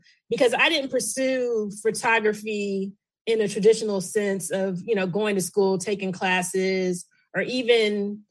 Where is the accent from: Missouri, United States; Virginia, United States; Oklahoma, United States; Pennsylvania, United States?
Missouri, United States; Kansas City; moved away as an adult; also born or lived in Tennessee / South Jersey; now in Washington, D.C., United States; I'm originally from Kansas City, Missouri. But I live here in the D.C. area.